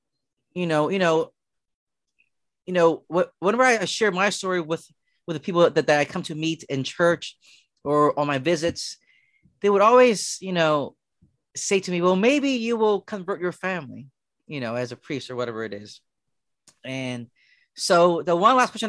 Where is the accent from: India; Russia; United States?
United States; Philadelphia, Pennsylvania; growing up in Philadelphia, you know, we live in row homes